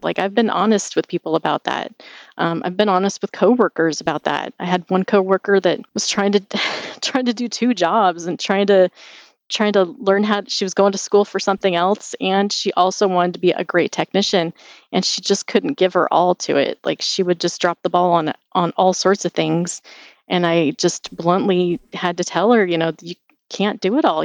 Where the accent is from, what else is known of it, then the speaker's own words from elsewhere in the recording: Spokane, Washington, United States; also born or lived in Seattle, Washington; I grew up in Spokane, Washington. Um, it's on the east side of the state